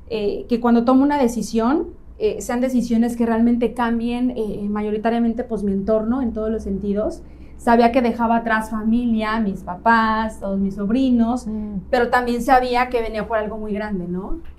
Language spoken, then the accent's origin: Spanish; León, Guanajuato, Mexico; now in Playa del Carmen, Mexico; Mira, yo llevo siete años en Playa